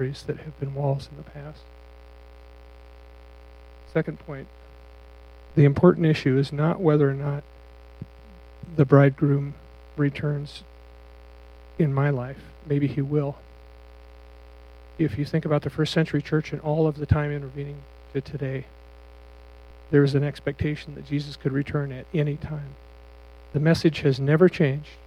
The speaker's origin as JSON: {"language": "English", "area": "near Beaver Crossing", "region": "Nebraska", "country": "United States", "tie": "born or raised there", "moved": "yes", "lives_now": "Cheyenne, United States", "said": "Beaver Crossing is real close to my hometown"}